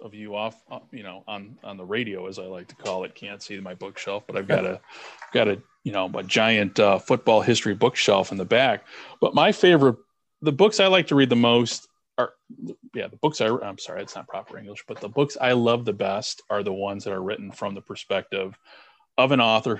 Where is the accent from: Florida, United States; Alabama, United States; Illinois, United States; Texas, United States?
Illinois, United States; Chicago; also born or lived in Brighton, Michigan; I spent a few years in Brighton before my family moved back to our hometown in Chicago, just south of Chicago